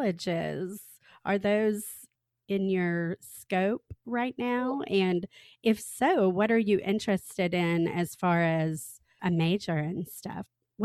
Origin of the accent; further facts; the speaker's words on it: Texas, United States; now in Nashville, United States; I'm not from California. I grew up in Texas and I've lived in Nashville a long time.